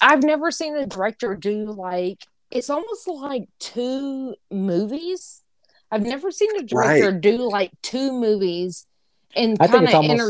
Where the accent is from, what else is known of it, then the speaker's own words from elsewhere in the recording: Antioch, United States; I'm from Antioch.